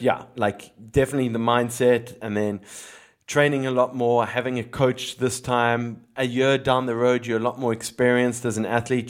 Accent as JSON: {"language": "English", "town": "Cape Town", "region": "Western Cape", "country": "South Africa", "tie": "born or raised there", "moved": "yes", "lives_now": "Philippines", "said": "growing up in Cape Town"}